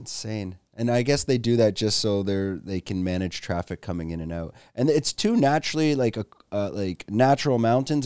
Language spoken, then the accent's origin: English; Canada; also born or lived in Toronto; now in Phuket, Thailand; I'm a Canadian expat living in Phuket, Thailand